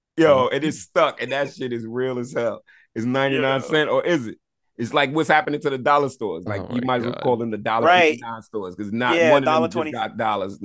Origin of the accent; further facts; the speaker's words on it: Barbados; And I'm not Trinity, but you know, I'm Bayesian.